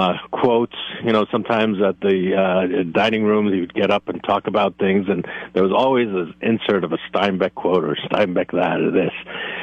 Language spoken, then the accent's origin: English; East Coast, United States; I grew up in the East Coast, and my mother lived until her passing in Massachusetts.